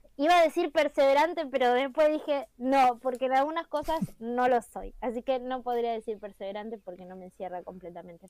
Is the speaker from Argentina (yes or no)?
yes; Merlo, Buenos Aires Province, Argentina; soy de Merlo, yo soy de Merlo soy de Merlo